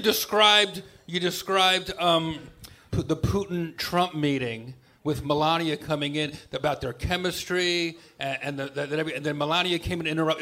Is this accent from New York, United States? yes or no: yes; New York, United States; I grew up in New York